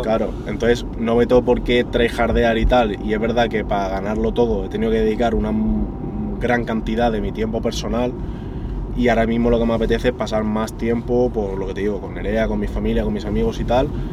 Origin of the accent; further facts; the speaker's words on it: Madrid, Community of Madrid, Spain; en mi ciudad, ya no es que sea en mi país, es que encima es en mi ciudad